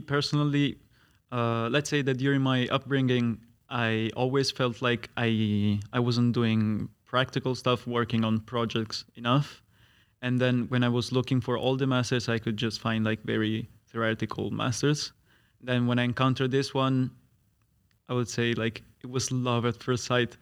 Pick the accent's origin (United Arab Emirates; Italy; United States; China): Italy; now in Netherlands; I'm an Italian student